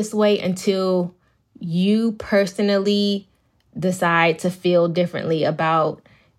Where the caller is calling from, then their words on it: Bowie, Maryland, United States; I'm actually in my office, but in Bowie, Maryland.